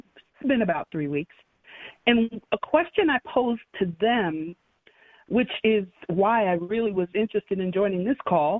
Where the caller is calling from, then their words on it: Illinois, United States; I'm actually calling from the northwest suburbs of the Chicago area.